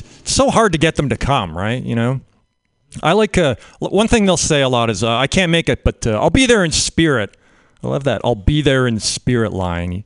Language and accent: English; Canada; now in United States; I'm a Canadian. Grew up in Canada